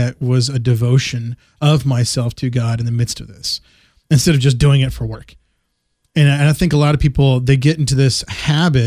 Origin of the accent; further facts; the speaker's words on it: West Texas, United States; growing up in West Texas